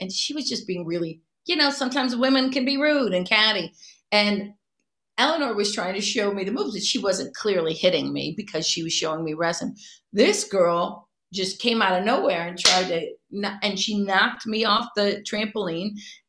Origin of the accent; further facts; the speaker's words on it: Cleveland, Ohio, United States; She's from Philly. I'm from Cleveland.